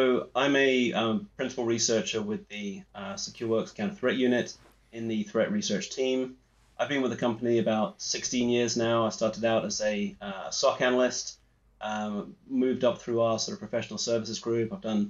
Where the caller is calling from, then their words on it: Edinburgh, Scotland, United Kingdom; I'm coming in from Edinburgh, Scotland.